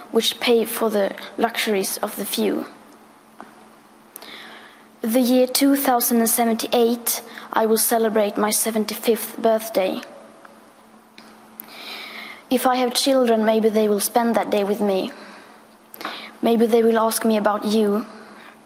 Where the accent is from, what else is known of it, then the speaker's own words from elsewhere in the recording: Sweden; I am 15 years old and I'm from Sweden